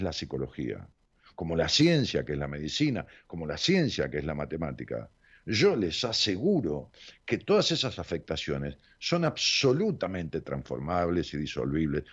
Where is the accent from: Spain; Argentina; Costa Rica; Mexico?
Argentina; La Matanza, Buenos Aires Province; del municipio donde yo nací, que es un municipio tan grande como Rosario, que es el municipio de La Matanza